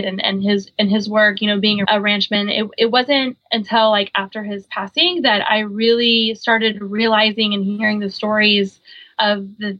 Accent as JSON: {"language": "English", "region": "Oklahoma", "country": "United States", "tie": "born or raised there", "also_born_or_lived": "Guam / San Diego", "moved": "yes", "lives_now": "Virginia Beach, United States", "said": "I grew up on a big horse ranch in the middle of Oklahoma"}